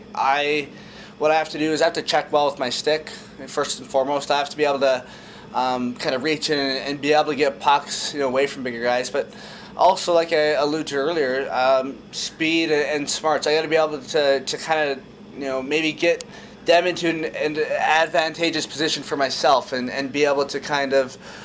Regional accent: Kamloops, British Columbia, Canada; I grew up in Kamloops, we backed onto an outdoor park

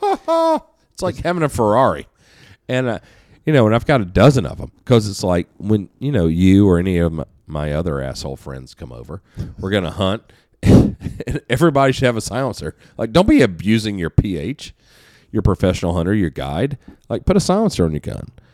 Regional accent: United States; I'm an American

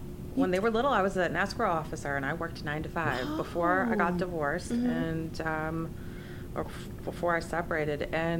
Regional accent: Los Angeles, California, United States; accent: Valley girl; also born or lived in Valencia, Santa Clarita; now in Santa Clarita, United States; I grew up in the Valley, so even though I live in Valencia, mm-hmm. Santa Clarita, I still love it out here.

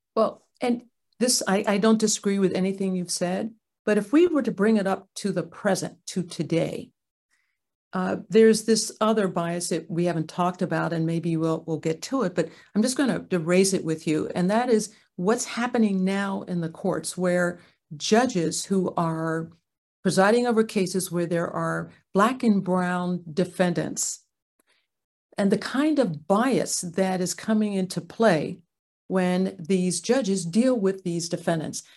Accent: Ardmore, Pennsylvania, United States; moved away; also born or lived in Santa Clara County, California; My parents, um, raised my two sisters and I, I'm a middle, um, in Ardmore, Pennsylvania

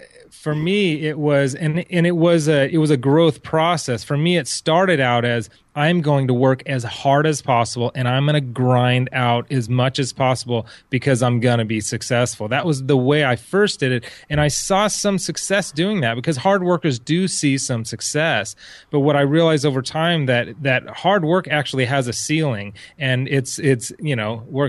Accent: Orange County, California, United States; I grew up in Orange County, so most people were from Huntington Harbor

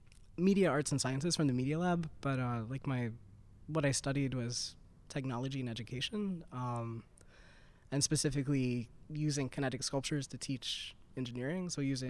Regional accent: Southern United States, United States; accent: Southern; It's a memoir of my life growing up in the South.

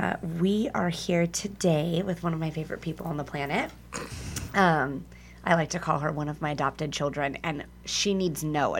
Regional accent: California, United States; I'm from California

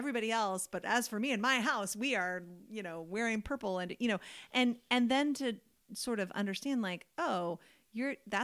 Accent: United States; we are American.

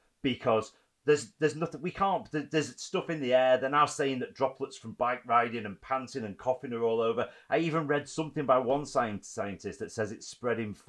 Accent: Preston, North West England, United Kingdom; I grew up in Preston myself in a similar house to the red brick.

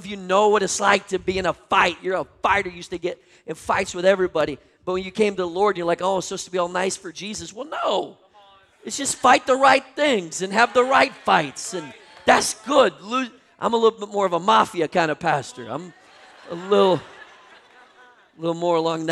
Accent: Minnesota, United States; moved away; also born or lived in North Carolina; I grew up in Minnesota

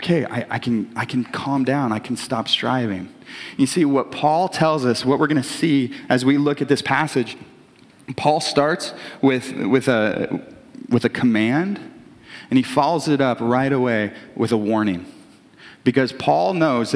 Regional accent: Brashear, United States; I'm from Brashear, which there's a like one stop sign in Brashear.

